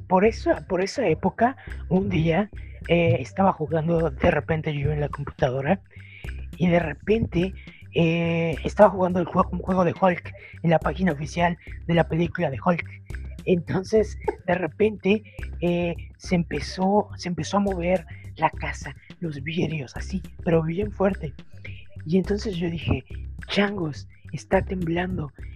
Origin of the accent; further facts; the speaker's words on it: Tlaxcala, Mexico; moved away; yo crecí en, en Tlaxcala